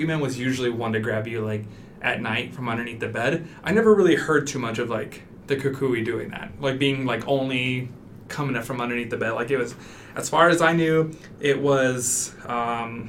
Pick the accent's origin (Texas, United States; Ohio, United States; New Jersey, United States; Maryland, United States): Texas, United States; El Paso; I grew up in El Paso, Texas, which is a big Hispanic community